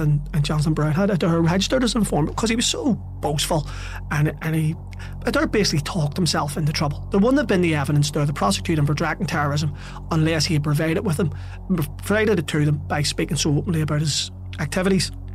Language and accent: English; Belfast, Northern Ireland, United Kingdom; growing up in North Belfast